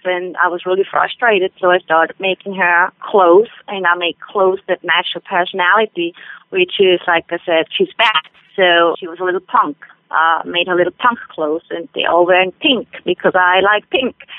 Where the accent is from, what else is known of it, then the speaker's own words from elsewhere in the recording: Switzerland; English is a second language; moved away as an adult; now in United States; I am from Switzerland. I was born and raised in Switzerland.